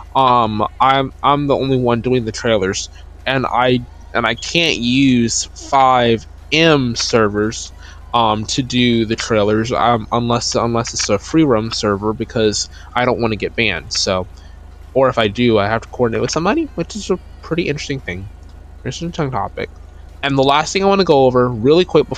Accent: North Carolina, United States; My hometown actually has 15% of all of North Carolina's total plays

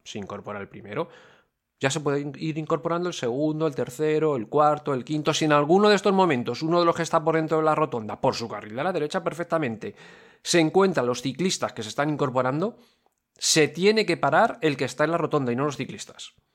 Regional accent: Valencia, Valencian Community, Spain; Valencia, somos la capital de la gota fría, aquí sabemos lo que es llover

